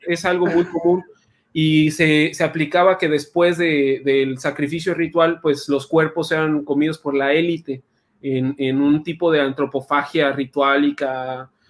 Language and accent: Spanish; San Luis Potosí, Mexico; now in Yucatán, Mexico; yo soy de San Luis Potosí